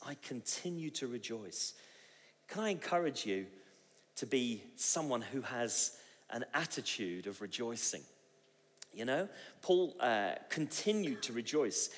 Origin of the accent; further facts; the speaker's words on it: Bristol, South West England, United Kingdom; I come from Bristol